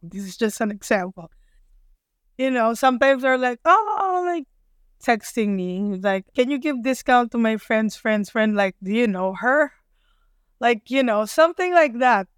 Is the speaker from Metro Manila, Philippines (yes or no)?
yes; Manila, Metro Manila, Philippines; moved away as an adult; now in United States; I grew up in Manila, but every summer my dad always sent us in the province